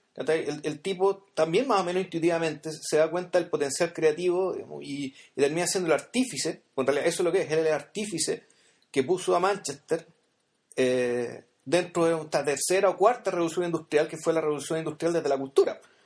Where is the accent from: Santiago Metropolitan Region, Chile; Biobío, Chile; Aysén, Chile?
Santiago Metropolitan Region, Chile; San Miguel; yo soy de San Miguel, yo en esa época yo vivía en San Miguel